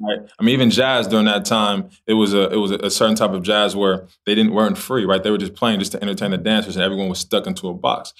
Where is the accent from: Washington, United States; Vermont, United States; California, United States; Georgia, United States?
California, United States; Los Angeles; I'm from Los Angeles, California